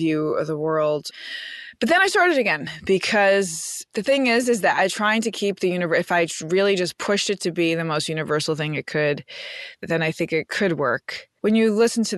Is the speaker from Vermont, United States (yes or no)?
no; New York City, New York, United States; I'm from Queens